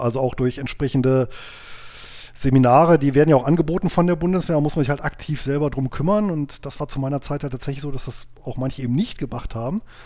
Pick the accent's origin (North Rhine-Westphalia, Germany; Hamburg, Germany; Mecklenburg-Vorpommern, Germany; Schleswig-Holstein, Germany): North Rhine-Westphalia, Germany; Bonn; moved away as an adult; also born or lived in near Göttingen, Lower Saxony; now in Göttingen, Germany; ich bin aber gebürtiger Bonner, also Rheinländer